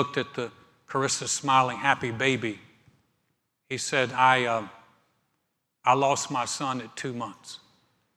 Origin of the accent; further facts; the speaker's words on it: North Carolina, United States; moved away; We went to start a church in my hometown